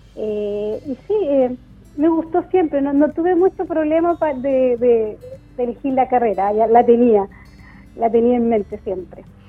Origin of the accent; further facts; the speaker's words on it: Los Ángeles, Biobío, Chile; moved away as an adult; now in Concepción, Chile; toda mi niñez y mi adolescencia la viví en Los Ángeles